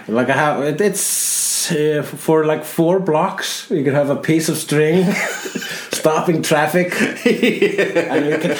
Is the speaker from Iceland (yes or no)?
yes; Iceland; I am Icelandic.